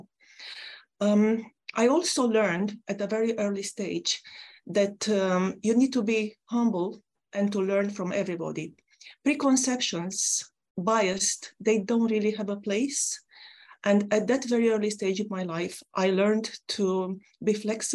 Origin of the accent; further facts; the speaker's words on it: Romania; now in United Kingdom; I come from a country, my home country, Romania, an ex-communist country